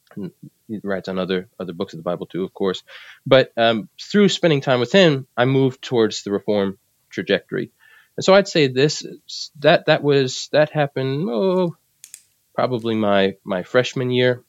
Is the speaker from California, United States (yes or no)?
no; New Jersey, United States; moved away; also born or lived in South Carolina / Philadelphia; though I was born in South Carolina, uh, my family moved from there to Philadelphia and then to New Jersey. So I spent most of my life in, in New Jersey